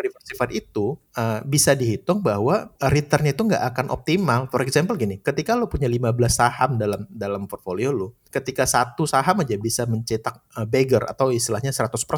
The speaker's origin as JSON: {"language": "Indonesian", "region": "Aceh", "country": "Indonesia", "moved": "yes", "said": "gue dari Aceh"}